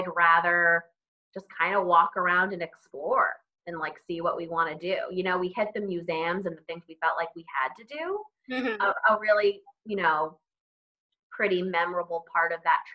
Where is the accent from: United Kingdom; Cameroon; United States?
United States; New York City, New York; as a New Yorker